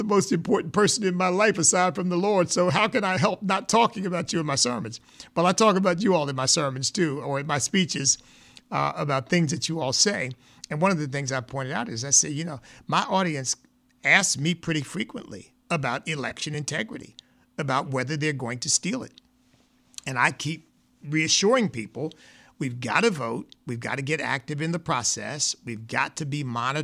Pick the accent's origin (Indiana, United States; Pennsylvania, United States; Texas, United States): Pennsylvania, United States; Chester; I grew up in Chester, Pennsylvania